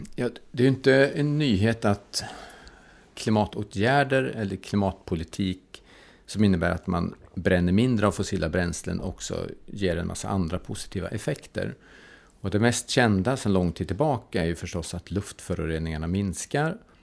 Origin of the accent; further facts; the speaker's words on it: Karlstad, Värmland, Sweden; jag kommer från Karlstad